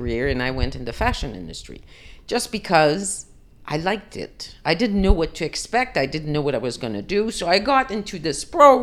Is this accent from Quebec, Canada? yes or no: yes; Île d'Orléans, Quebec, Canada; moved away as an adult; now in Antigua, Guatemala; I was born on the island of Orleans, which is in the St. Lawrence River, just right at the junction of Quebec